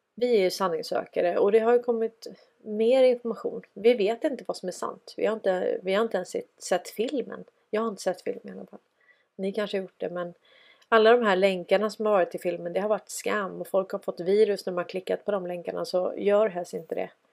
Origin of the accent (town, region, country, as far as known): Sweden